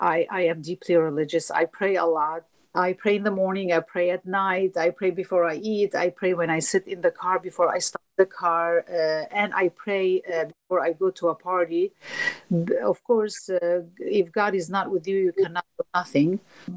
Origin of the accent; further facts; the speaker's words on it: Turkey; I am from Turkey.